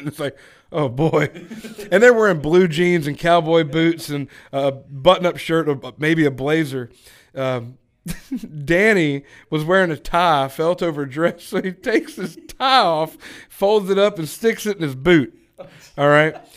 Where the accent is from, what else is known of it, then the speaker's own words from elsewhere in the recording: Texas, United States; now in Georgia, United States; I'm originally from Texas. Uh, I grew up in a small town